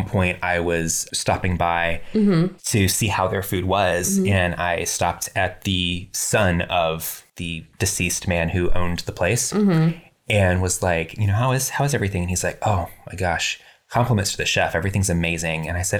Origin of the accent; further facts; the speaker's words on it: Texas, United States; Oh, no. I'm from Texas, but I sound like this.